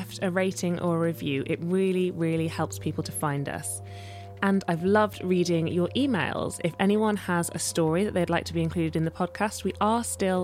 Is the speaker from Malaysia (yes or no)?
no; Sheffield, Yorkshire and the Humber, United Kingdom; I grew up in Sheffield, which is really hilly